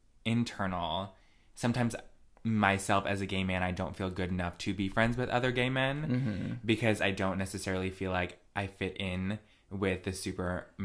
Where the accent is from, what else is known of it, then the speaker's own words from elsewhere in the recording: Connecticut, United States; I grew up in Redneck County.